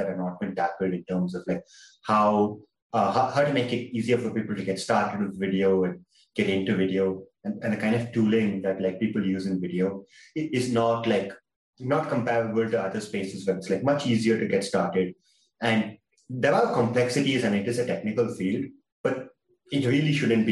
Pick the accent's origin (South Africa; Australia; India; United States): India; I'm from India.